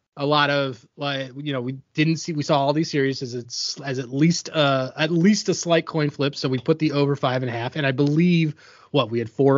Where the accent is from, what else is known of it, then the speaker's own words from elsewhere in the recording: Philadelphia, Pennsylvania, United States; I'm from Philadelphia